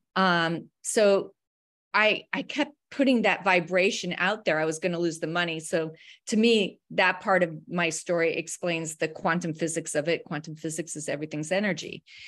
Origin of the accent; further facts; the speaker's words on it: Wyoming, United States; also born or lived in Colorado; I grew up in Wyoming and, uh, Colorado, very rural places.